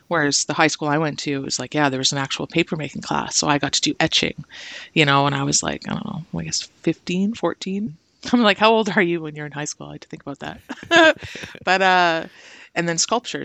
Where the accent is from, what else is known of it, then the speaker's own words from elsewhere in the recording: Brantford, Ontario, Canada; moved away as an adult; also born or lived in Hamilton / Simcoe; now in Toronto, Canada; I was born in Hamilton, but I, I grew up in Brantford, and then Simcoe recently, and now Toronto.